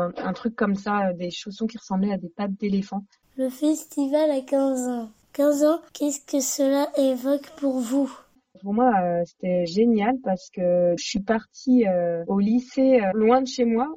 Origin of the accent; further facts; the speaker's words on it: Saint-Nazaire, Pays de la Loire, France; j'habitais à Saint-Nazaire